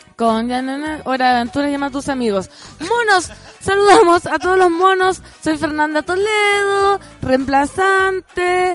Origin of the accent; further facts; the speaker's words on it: Aconcagua Valley, Valparaíso, Chile; moved away; soy oriunda del Valle de la Concagua